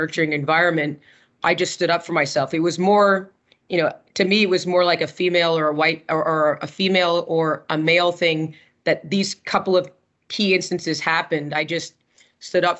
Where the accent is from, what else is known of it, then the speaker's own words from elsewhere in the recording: Montreal, Quebec, Canada; I grew up in Montreal